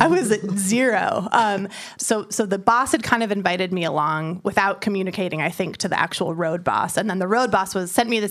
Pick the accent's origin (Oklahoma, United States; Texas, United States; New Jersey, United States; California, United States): California, United States; San Francisco; I'm from San Francisco, and in the Bay Area